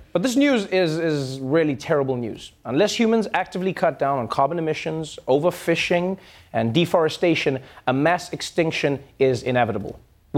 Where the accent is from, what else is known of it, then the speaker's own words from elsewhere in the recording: South Africa; As a South African